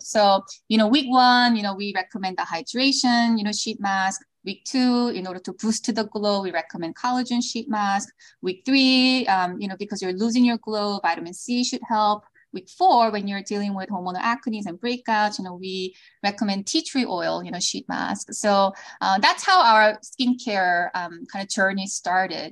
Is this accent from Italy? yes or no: no; South Korea; moved away as an adult; also born or lived in Los Angeles; now in United States; I was born in Korea. I moved to the States when I was in middle school because of my father's job. Then moved back to Korea, went to college there